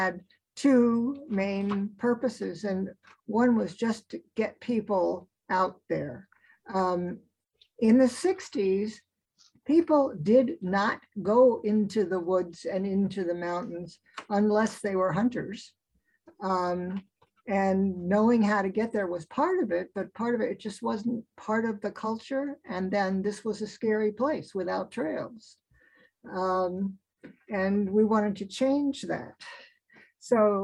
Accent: East Coast, United States; now in Alaska, United States; I grew up on the East Coast

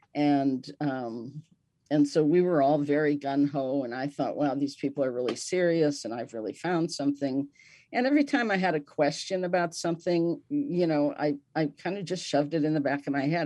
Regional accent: Milwaukee, Wisconsin, United States; I was born in Milwaukee, Wisconsin

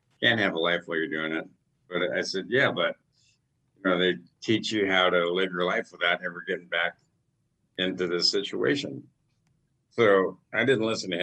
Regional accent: Alaska, United States; born and raised here in Alaska

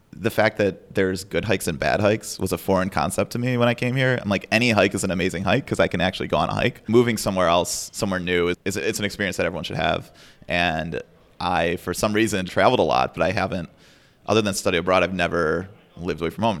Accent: Chicago, Illinois, United States; moved away as an adult; now in Anchorage, United States; I'm from Chicago. And when I was growing up, I played competitive chess

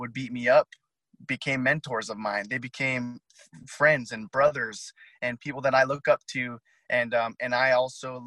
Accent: Unalakleet, Alaska, United States; also born or lived in Barrow; I'm an Inupiah Eskimo, and I'm born and raised in Unalakleet

